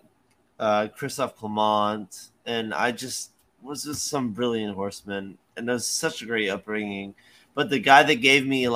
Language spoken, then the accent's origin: English; Jamaica; moved away; also born or lived in Florida; We grew up in Jamaica